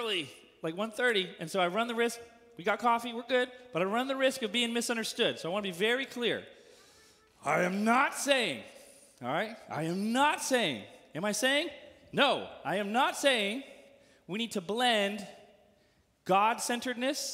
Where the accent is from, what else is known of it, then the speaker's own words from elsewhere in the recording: California, United States; now in Missouri, United States; As a Californian, deep in my bones